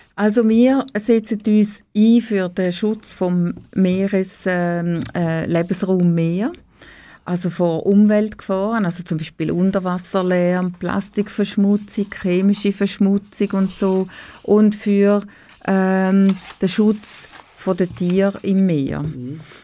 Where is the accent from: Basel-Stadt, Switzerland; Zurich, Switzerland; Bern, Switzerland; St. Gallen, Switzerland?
St. Gallen, Switzerland; Oberuzwil; also born or lived in Niederuzwil; Ich bin in äh, Oberutzwil ähm, aufgewachsen